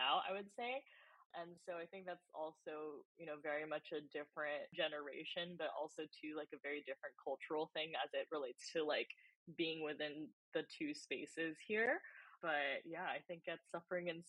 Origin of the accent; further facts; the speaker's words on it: California, United States; also born or lived in Japan; we moved over when I was 1.5 and grew up, you know, for the rest of the time in California and the US.